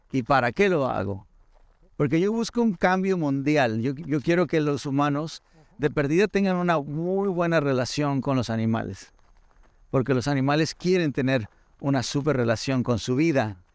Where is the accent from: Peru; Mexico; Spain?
Mexico; now in United States; Me encanta México me encanta de dónde vengo, mis ancestros